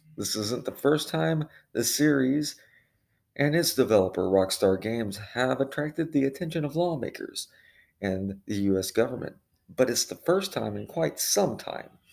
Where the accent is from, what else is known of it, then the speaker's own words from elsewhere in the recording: Illinois, United States; moved away; happens to be my home state where I was born, I don't currently live there